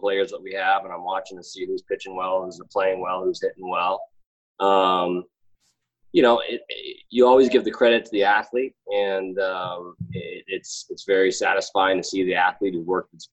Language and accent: English; Chicago, Illinois, United States; I'm from Chicago.